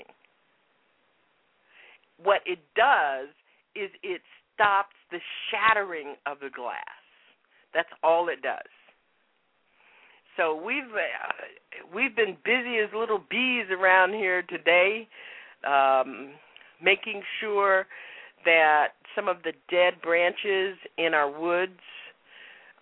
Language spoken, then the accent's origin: English; South Florida, United States; now in Boston, United States; I am a child of the hurricane. I grew up in South Florida.